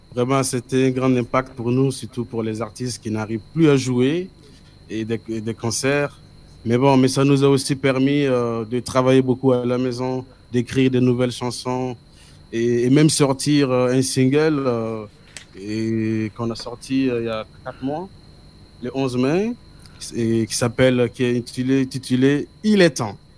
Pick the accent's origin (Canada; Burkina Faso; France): Burkina Faso; French is a second language; je viens d'Afrique, de Burkina Faso